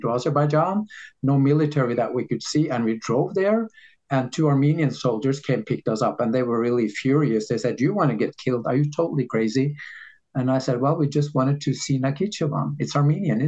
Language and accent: English; Norway; in Norway, we have this system